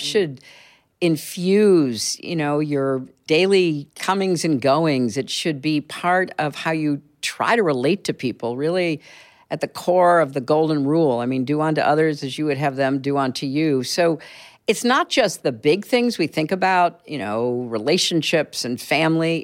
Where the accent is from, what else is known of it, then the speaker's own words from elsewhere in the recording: Chicago, Illinois, United States; also born or lived in Boston / Connecticut / Washington; now in New York, United States; I grew up in Chicago, in the suburbs there